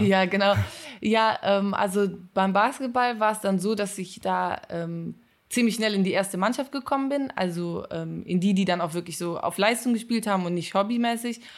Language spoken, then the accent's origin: German; Cologne, North Rhine-Westphalia, Germany; ich komme aus Köln